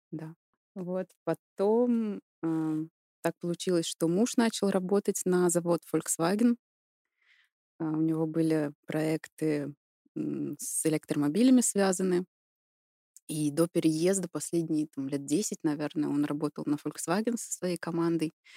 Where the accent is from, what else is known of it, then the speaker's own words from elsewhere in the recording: Kazan, Tatarstan, Russia; moved away as an adult; also born or lived in Stuttgart, Germany; now in Weinstadt, Germany; Родилась и выросла в России, в городе Казань